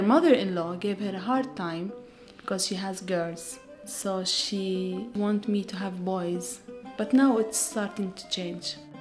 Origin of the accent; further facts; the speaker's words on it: Bethlehem, West Bank, Palestine; I am from Bethlehem area and I am Christian Palestinian woman.